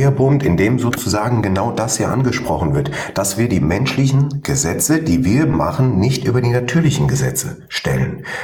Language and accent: German; Fauerbach, Hesse, Germany; Ich komme aus Hessen, Fauerbach bei Wutzbach